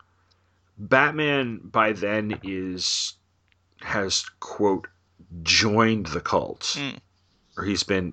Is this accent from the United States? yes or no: yes; New York, United States; Growing up in New York